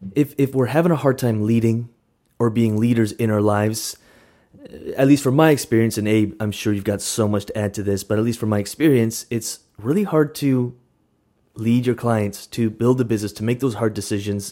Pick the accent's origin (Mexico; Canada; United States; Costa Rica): Canada; now in Vancouver, Canada; we're, we're Canadian